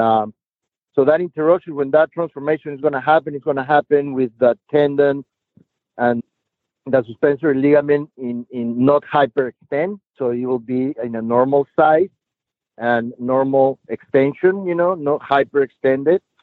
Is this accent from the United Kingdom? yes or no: no; Lima, Peru; I was born and raised in Lima, Peru